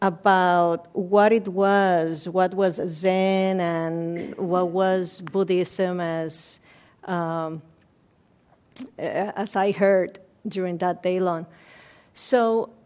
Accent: Puerto Rico; moved away as an adult; also born or lived in Ohio, United States; now in Redwood City, United States; I was born in Puerto Rico, and I came to the States in 1991.

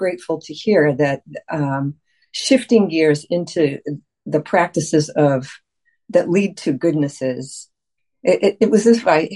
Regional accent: United States; I've spent most of my life as an American person

